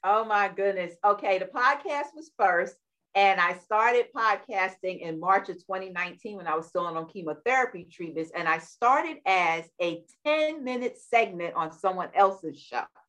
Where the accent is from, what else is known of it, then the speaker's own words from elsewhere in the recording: New York City, New York, United States; we're both from New York from the boroughs